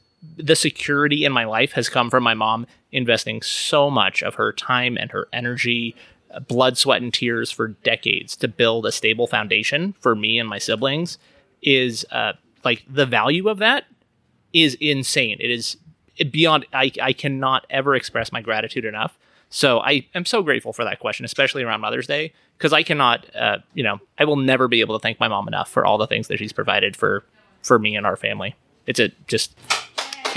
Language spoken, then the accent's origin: English; Reno, Nevada, United States; also born or lived in Portland / Las Vegas / Oakland; I grew up here in Reno